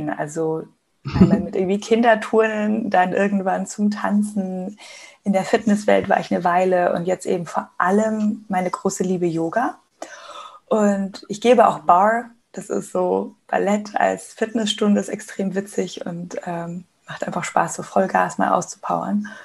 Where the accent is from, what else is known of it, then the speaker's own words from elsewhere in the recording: Munich, Bavaria, Germany; Ich bin gerade in München. Das ist meine Heimat, mein Zuhause, wo ich aufgewachsen bin und auch lebe.